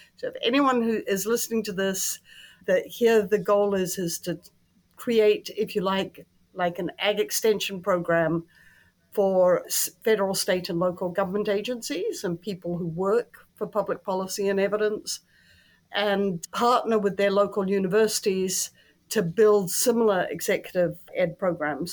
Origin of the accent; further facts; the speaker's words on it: New Zealand; moved away; Statistics New Zealand, which is my home country